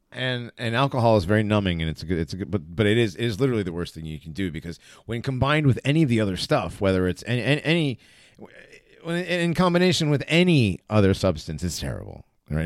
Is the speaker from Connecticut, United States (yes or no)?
yes; West Hartford, Connecticut, United States; growing up in West Hartford